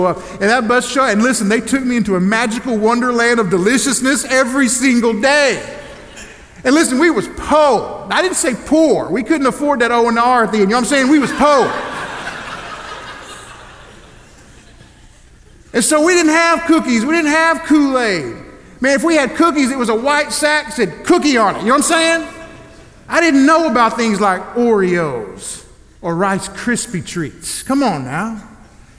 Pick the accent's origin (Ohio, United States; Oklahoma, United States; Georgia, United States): Oklahoma, United States; Elgin; I grew up in Elgin, Oklahoma